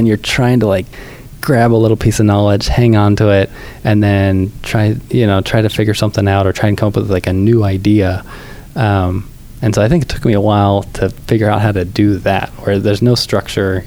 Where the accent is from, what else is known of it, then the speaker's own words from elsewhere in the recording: California, United States; also born or lived in Michigan; we're both from California